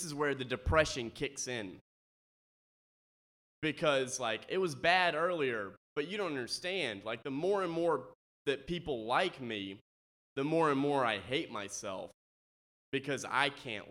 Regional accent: Mississippi, United States; I'm from Mississippi.

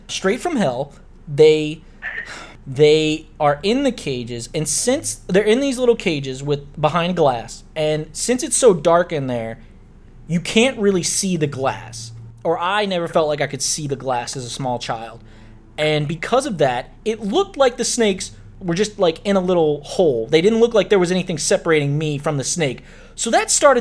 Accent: New Orleans, Louisiana, United States; Growing up in New Orleans, one of our regular field trips, we'd go to the Audubon Zoo

